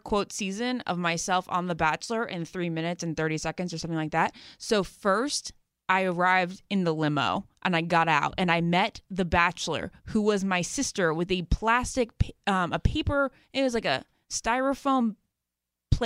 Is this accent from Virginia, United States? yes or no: yes; Great Falls, Virginia, United States; I'm from Great Falls, Virginia